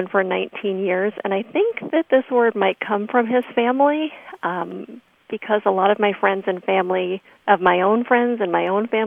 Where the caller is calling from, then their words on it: Traverse City, Michigan, United States; I am calling from Traverse City, Michigan.